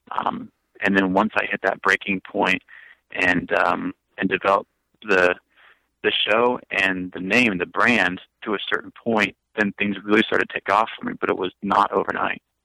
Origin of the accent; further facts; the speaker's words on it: Brookings, South Dakota, United States; now in Branson, United States; my hometown of Brookings, South Dakota